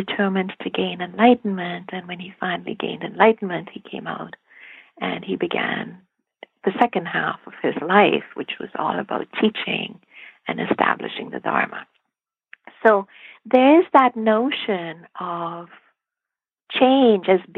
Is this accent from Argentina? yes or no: no; India; I grew up in India